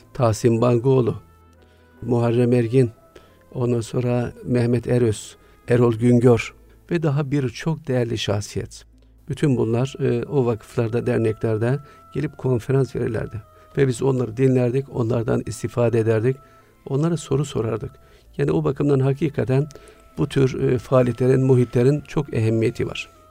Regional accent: Siirt, Siirt Province, Turkey; Güneydoğu'nun ücra bir şehrinde Siirt'te doğdum.

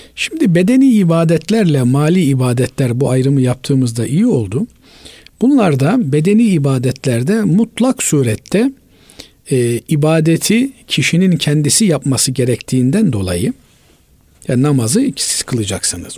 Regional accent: Black Sea Region, Turkey; bizim e, Karadeniz'de öyledir

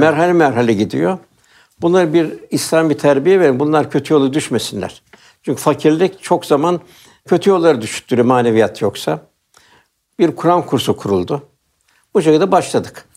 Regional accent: Istanbul, Turkey; Ben Üsküdarlıyım.

